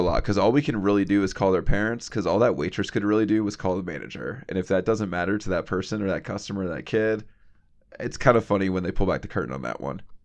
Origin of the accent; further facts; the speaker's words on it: the South, United States; I grew up in the South